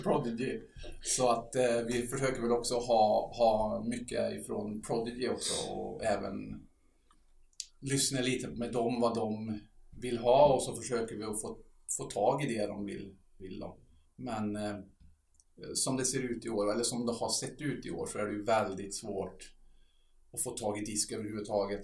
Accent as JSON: {"language": "Swedish", "country": "Sweden", "said": "vi är ju från Sverige"}